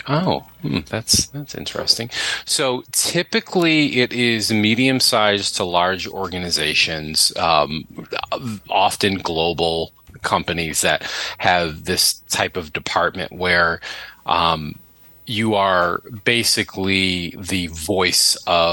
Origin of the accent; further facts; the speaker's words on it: Buffalo, New York, United States; moved away; also born or lived in Boston; I'm originally from Buffalo